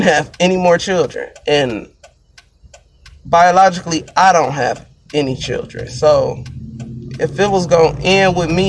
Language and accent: English; Detroit, Michigan, United States; I'm from Michigan. Kind of like the Metro Detroit area